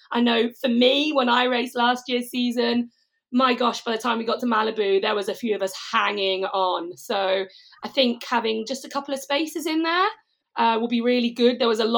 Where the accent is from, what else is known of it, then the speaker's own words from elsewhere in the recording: United Kingdom; accent: clipped British; the clipped British.